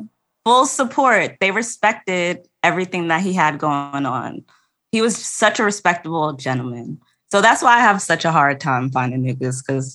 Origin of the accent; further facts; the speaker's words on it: New Jersey, United States; now in Washington, D.C., United States; I am from Jersey by way of Haiti. Both of my parents are Haitian. Born and raised, they found each other in Jersey.